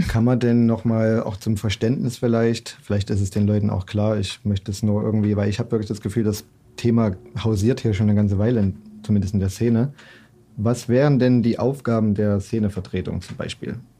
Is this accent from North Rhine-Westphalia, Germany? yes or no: no; Leipzig, Saxony, Germany; als gebürtiger Leipziger